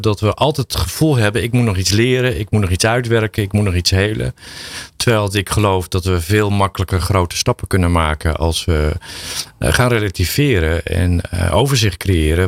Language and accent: Dutch; Drenthe, Netherlands; ik kom uit Drenthe